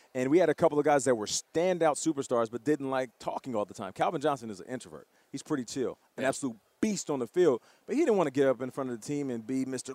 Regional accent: Canada; I'm Canadian

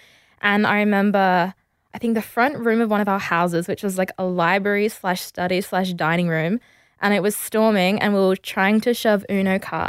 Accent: Perth, Western Australia, Australia; I grew up in Perth and we moved around a lot because my dad is like just very restless and always wants to be somewhere new and do new things.

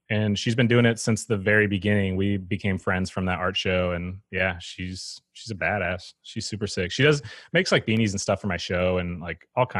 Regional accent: Eau Claire, Wisconsin, United States; I'm from Eau Claire, Wisconsin. It's a town that's like 90 miles east of Minneapolis

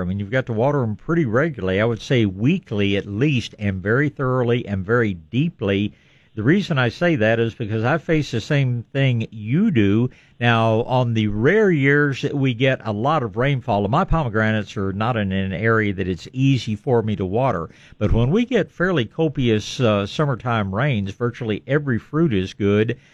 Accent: East Texas, United States; I was born in East Texas

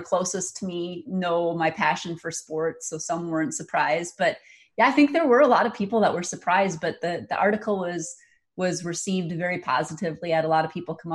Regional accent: Hills, Minnesota, United States; moved away as an adult; also born or lived in Moorhead, Minnesota; now in Sioux Falls, United States; I grew up in Hills, Minnesota, which is in the very southwest corner of the state of Minnesota.

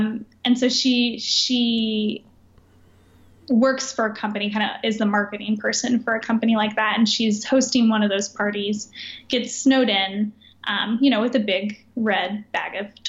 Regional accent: central Oklahoma, United States; now in Alaska, United States; especially if you're from central Oklahoma like me.

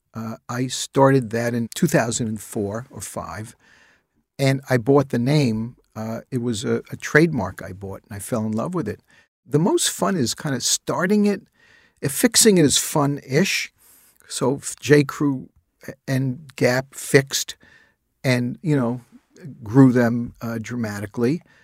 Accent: New York City, New York, United States; I spent my childhood years growing up in the Bronx

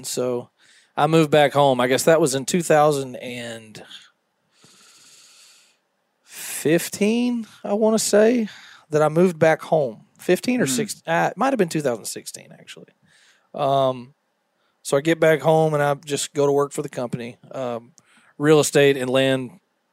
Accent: the South, United States; we're both from the South

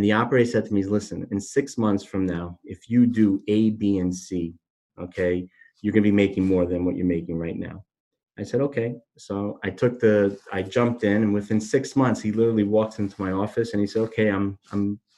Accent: Miami, Florida, United States; moved away as an adult; now in New York, United States; I'm not from New York originally, I'm from Miami

